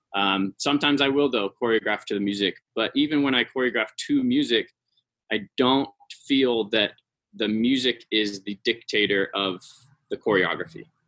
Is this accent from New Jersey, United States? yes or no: no; San Francisco Bay Area, California, United States; moved away as an adult; now in Salt Lake City, United States; I moved here to work for Repertory Dance Theater, but I'm from California. I'm from the San Francisco Bay Area.